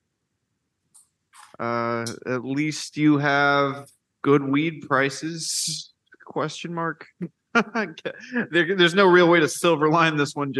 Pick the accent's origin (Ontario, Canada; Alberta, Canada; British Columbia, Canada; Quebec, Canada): Alberta, Canada; Calgary; I'm from Calgary